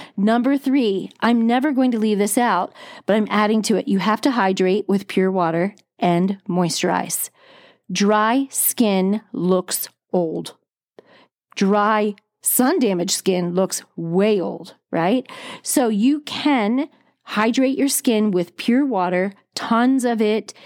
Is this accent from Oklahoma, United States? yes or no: no; New Jersey, United States; I grew up on the East Coast of the United States. I'm a Jersey girl, went to the Jersey Shore, lived on it all summer long